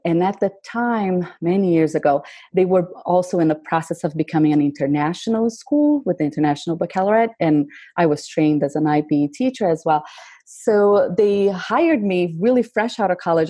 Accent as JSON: {"language": "English", "country": "Brazil", "tie": "born or raised there", "moved": "as an adult", "said": "I grew up in Brazil"}